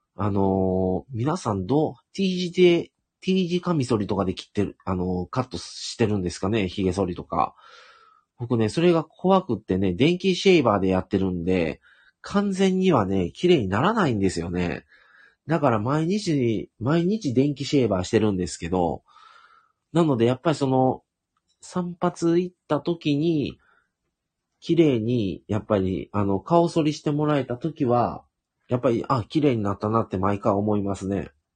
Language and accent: Japanese; Shiga, Japan; 僕はもともと、あの、滋賀県生まれがあって